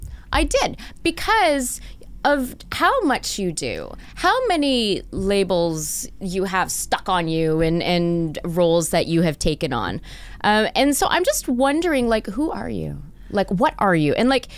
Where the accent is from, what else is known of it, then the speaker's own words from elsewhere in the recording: Montreal, Quebec, Canada; born there; No, I was born out east. I was born in Montreal.